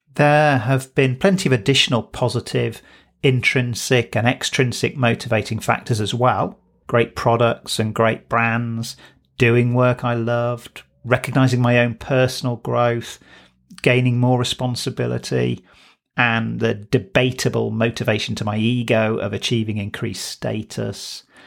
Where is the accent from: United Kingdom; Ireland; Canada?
United Kingdom; Manchester, North West England; I was born in Bowdoin, which is an affluent suburb in Manchester, South Manchester